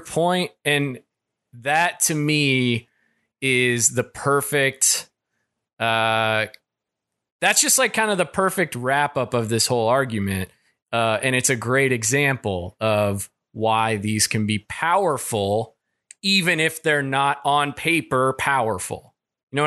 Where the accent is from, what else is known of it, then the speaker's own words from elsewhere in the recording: Kentucky, United States; I'm from Kentucky